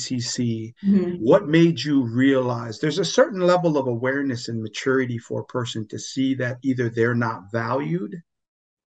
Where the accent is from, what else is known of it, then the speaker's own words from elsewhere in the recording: Pomona, California, United States; when I was growing up in Pomona in the 90s